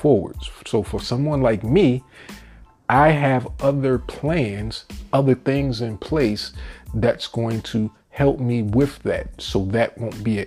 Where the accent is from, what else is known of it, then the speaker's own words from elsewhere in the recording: New York, United States; moved away as an adult; now in Virginia, United States; I'm from New York, but I left that money pit about 15 years ago to move down here to Virginia